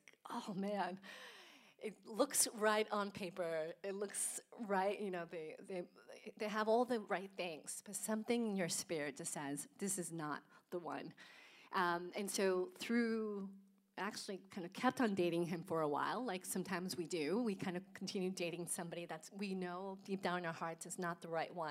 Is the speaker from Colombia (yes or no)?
yes; Colombia; also born or lived in Houston; now in United States; I was born in Colombia, so a little bit south of Germany, and grew up in a Catholic home